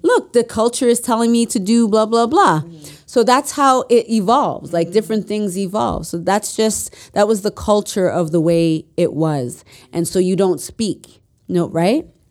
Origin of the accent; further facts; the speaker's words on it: Mississauga, Ontario, Canada; also born or lived in Etobicoke, Toronto; I grew up in Mississauga